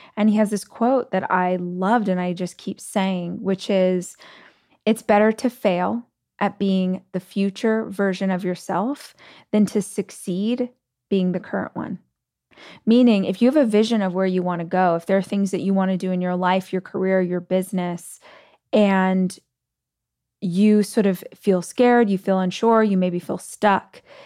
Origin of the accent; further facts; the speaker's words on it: Bakersfield, California, United States; moved away; my hometown in Bakersfield